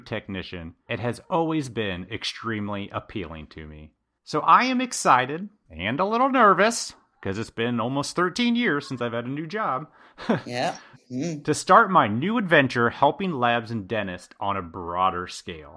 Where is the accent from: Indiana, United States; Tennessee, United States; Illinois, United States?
Indiana, United States; I started in a lab in my home state of Indiana